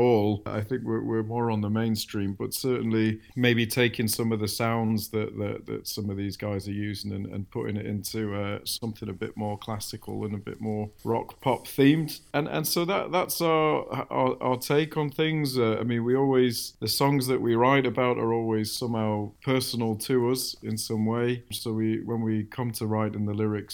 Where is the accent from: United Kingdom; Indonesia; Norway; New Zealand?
United Kingdom; Manchester, North West England; I grew up in Manchester